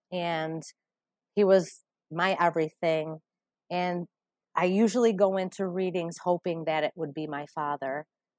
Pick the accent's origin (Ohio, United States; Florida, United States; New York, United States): New York, United States; Utica; I'm from Utica, New York.